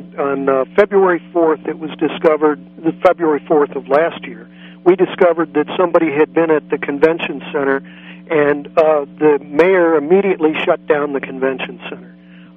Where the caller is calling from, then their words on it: San Francisco, California, United States; I'm down in San Francisco.